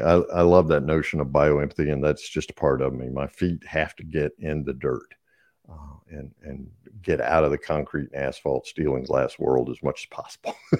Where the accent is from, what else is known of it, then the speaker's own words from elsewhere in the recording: the South, United States; I'm obviously from the South, so we have lots of colloquialisms.